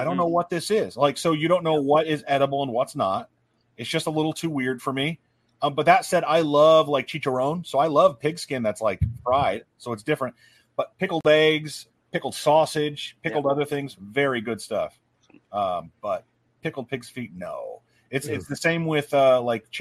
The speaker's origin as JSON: {"language": "English", "region": "north of the Mason-Dixon line", "country": "United States", "said": "I'm a Yank from Mason Dixon"}